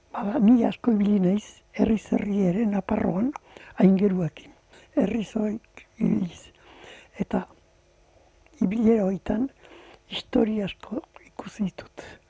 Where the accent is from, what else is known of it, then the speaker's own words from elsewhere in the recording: Tolosa, Basque Country, Spain; ni tolosan jaio nitzen